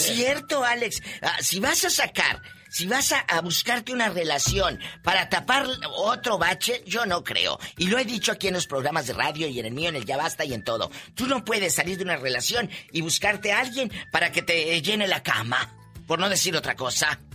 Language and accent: Spanish; Matamoros, Tamaulipas, Mexico; a mi tierra, el Matamoros, Tamaulipas